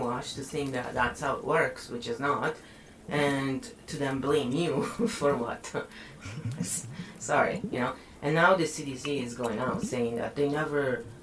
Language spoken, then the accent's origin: English; Italy; born or raised there